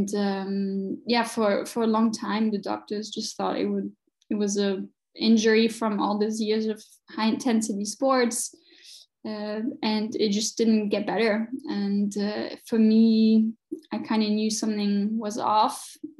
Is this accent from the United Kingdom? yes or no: no; France; moved away as an adult; also born or lived in Chicago, United States / New York, United States / Connecticut, United States; now in Munich, Germany; I was born and raised in France, and then I did my studies in my university in the US, lived in Chicago for a bit